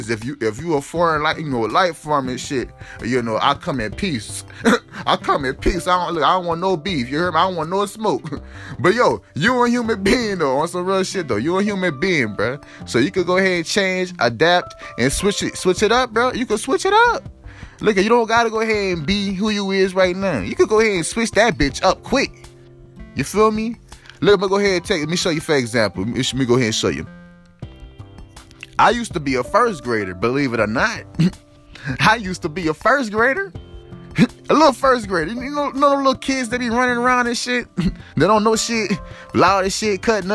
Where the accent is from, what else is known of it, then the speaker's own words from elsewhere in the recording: Louisiana, United States; now in California, United States; I was raised in Louisiana, you hear me? So, I got a Louisiana background